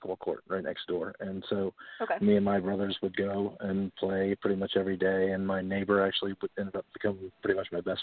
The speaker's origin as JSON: {"language": "English", "town": "Portsmouth", "region": "Ohio", "country": "United States", "tie": "born or raised there", "said": "I grew up in Portsmouth, Ohio. So I've pretty much been here most of my life."}